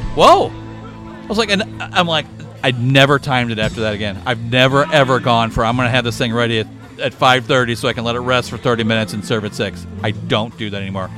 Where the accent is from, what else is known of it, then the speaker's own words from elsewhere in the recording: Belleville, Illinois, United States; I was born in Belleville, Illinois